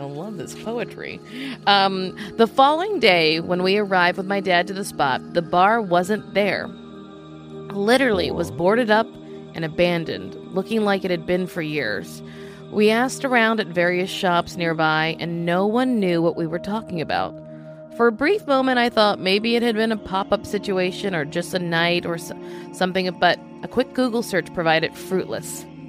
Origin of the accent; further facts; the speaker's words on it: Louisiana, United States; I'm from Louisiana